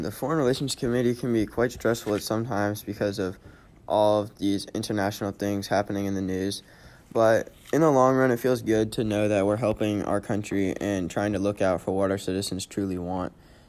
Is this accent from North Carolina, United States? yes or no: no; Texas, United States; I'm just a strong conservative because of my religion and the way I was raised in Texas.